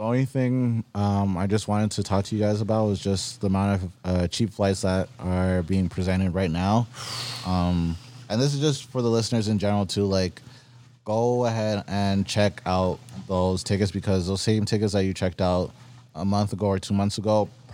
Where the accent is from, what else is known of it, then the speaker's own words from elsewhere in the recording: New York, United States; Yeah, you hear my accent. I'm from New York.